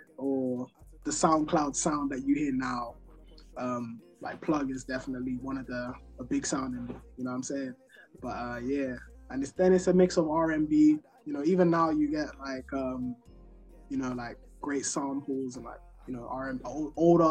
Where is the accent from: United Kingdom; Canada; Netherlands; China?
United Kingdom; London; I grew up in Northwest London